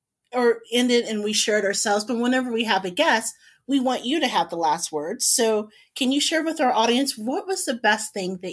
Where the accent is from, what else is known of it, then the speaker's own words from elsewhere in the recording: Indianapolis, Indiana, United States; now in Chicago, United States; as a Hoosier native who grew up and born and raised in Indianapolis